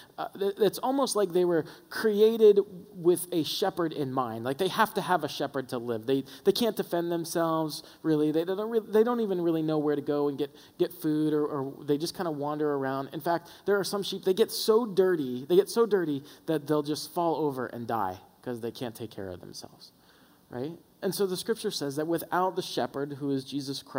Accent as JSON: {"language": "English", "region": "the South", "country": "United States", "tie": "born or raised there", "said": "We were raised in the South, so every time church was open, we were there"}